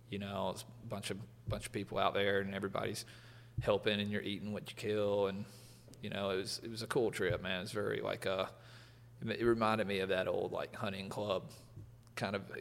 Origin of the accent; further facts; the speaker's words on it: the South, United States; growing up in the South, I was always in hunting clubs.